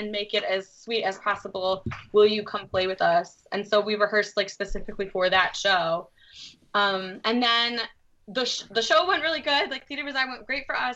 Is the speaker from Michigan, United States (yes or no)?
yes; Detroit, Michigan, United States; I grew up on the east side of the city, which is where we're living over again.